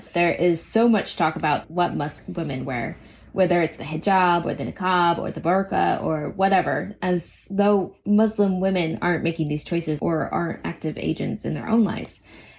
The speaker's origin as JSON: {"language": "English", "country": "United States", "said": "I think it's a little bit inherent to being American, the belief that ours is the best way and the right way."}